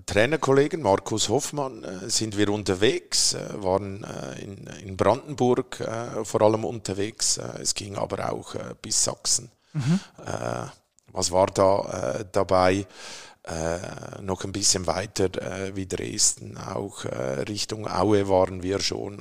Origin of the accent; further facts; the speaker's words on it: Zurich, Switzerland; moved away as an adult; also born or lived in Triengen, Lucerne; now in Berlin, Germany; geboren bin ich in Zürich